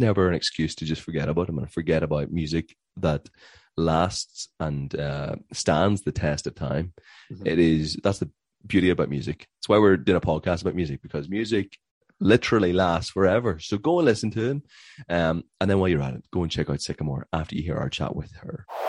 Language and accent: English; Belfast, Northern Ireland, United Kingdom; we're from Belfast, Northern Ireland